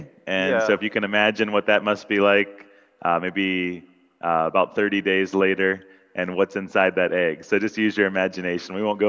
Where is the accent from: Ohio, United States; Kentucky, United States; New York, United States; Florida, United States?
Ohio, United States; Ashland-Mansfield area; moved away as an adult; also born or lived in Knoxville, Tennessee; now in Philippines; It turns out we were actually from the same general area of Ohio. We're from the Ashland-Mansfield area.